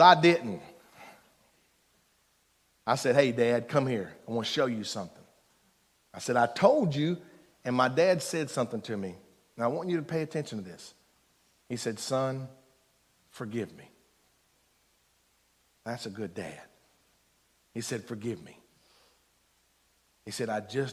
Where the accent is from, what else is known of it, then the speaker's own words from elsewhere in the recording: Eastern Kentucky, United States; I'm from Eastern Kentucky, so one hand in the dirt